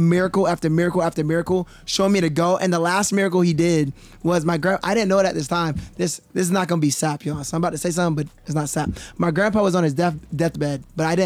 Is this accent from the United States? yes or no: yes; Atlanta, Georgia, United States; I grew up in Atlanta, so I've always been the majority